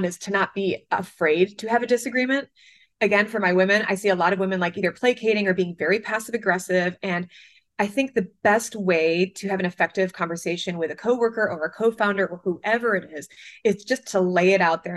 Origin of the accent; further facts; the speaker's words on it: Michigan, United States; moved away as an adult; now in New York, United States; growing up in Michigan, I never even saw an argument until I moved to New York 14 years ago